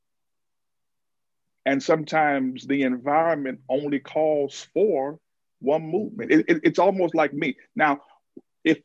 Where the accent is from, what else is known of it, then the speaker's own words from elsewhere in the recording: Alexandria, Louisiana, United States; growing up in Alexandria